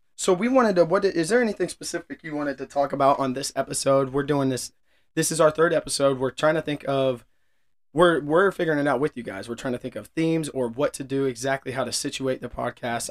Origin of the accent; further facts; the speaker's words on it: Kansas City, Missouri, United States; was born and raised in and around Kansas City, uh, a little bit north of Kansas City, but I've lived here my whole life.